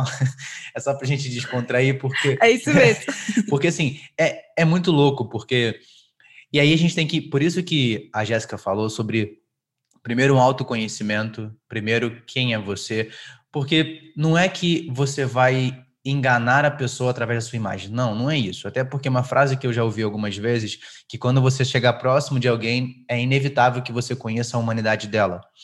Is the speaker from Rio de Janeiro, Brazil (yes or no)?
yes; Rio de Janeiro, Brazil; now in São Paulo, Brazil; eu sou carioca, né, natural do Rio de Janeiro